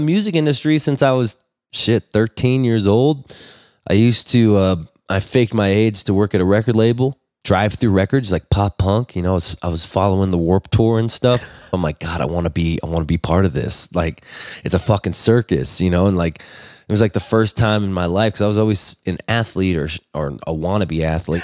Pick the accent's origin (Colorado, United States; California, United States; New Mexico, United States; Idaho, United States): California, United States; Los Angeles; I grew up in Los Angeles